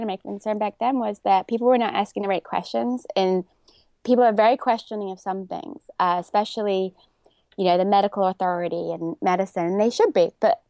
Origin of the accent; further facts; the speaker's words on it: England, United Kingdom; moved away as an adult; now in New York, United States; So I was a dancer growing up in England. My father was also a dancer. So I studied dance my whole childhood. And then I came to New York to dance when I was 18.